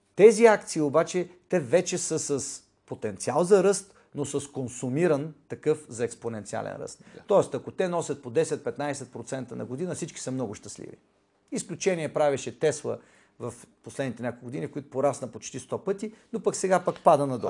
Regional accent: Bulgaria; аз съм българин

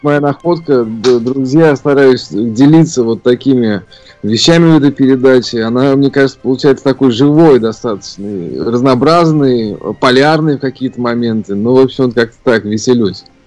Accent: Ufa, Bashkortostan, Russia; moved away as an adult; also born or lived in Saint Petersburg / Moscow; родился я в городе Уфа, Башкирия, в центре континента

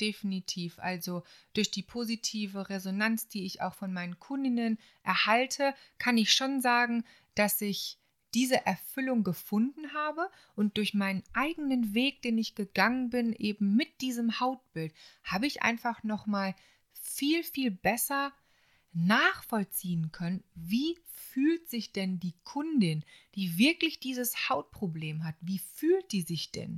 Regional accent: Solingen, North Rhine-Westphalia, Germany; moved away as an adult; also born or lived in Bensheim; Es hat mich auch ein bisschen wieder in meine alte Heimat verschlagen, also äh, nach Solingen

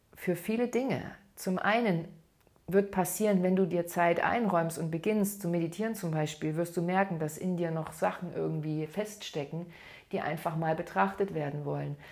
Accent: Saxony, Germany; bei uns in Sachsen

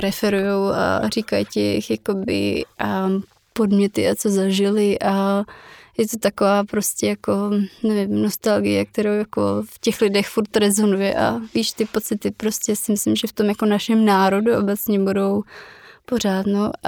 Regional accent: Czechia; jako Češi

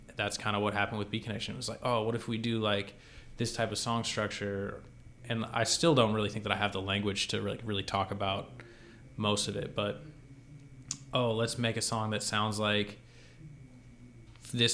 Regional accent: Boston, Massachusetts, United States; I grew up in the Boston area

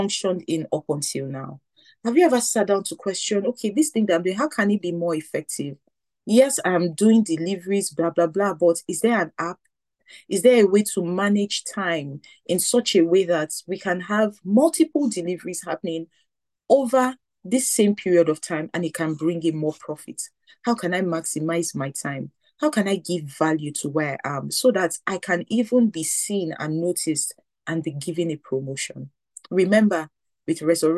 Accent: Nigeria; growing up in Nigeria

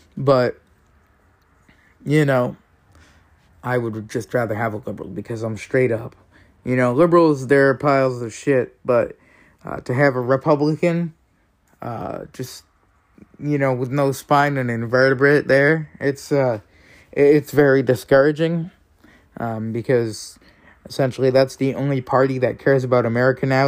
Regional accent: Maine, United States; I have a rhino as a senator for my home state, Susan Collins

